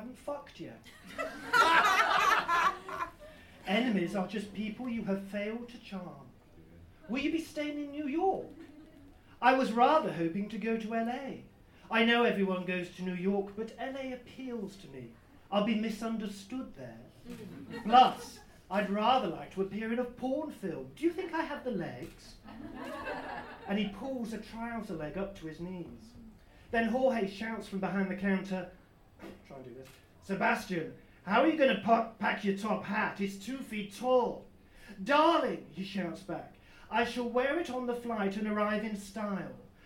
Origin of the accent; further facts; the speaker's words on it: Weston-super-Mare, South West England, United Kingdom; moved away; I was brought up in Weston-super-Mare, and growing up as a gay teenager then was quite difficult